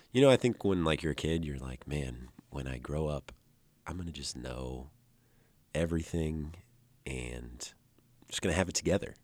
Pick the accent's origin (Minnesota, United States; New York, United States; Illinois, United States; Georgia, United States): Illinois, United States; Dixon; two hours west of Chicago. I grew up in Dixon, Illinois.